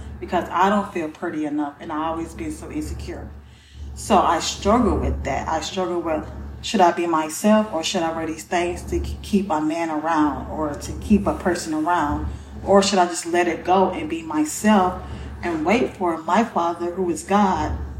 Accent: Gainesville, Florida, United States; moved away as an adult; now in Georgia, United States; I am from Gainesville, Florida. I've been here 4 years now

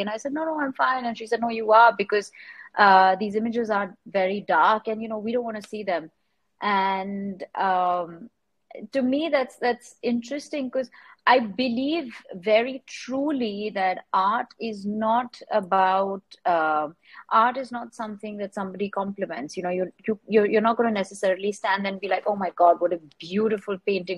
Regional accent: Mumbai, Maharashtra, India; I grew up in Bombay, I was born here.

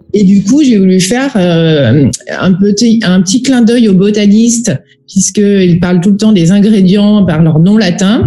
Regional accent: Auvergne-Rhône-Alpes, France; je suis originaire d'Auvergne

